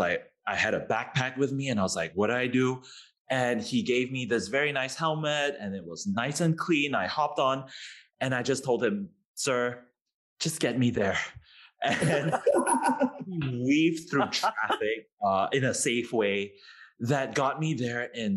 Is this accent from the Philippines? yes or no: no; Singapore; being Singaporean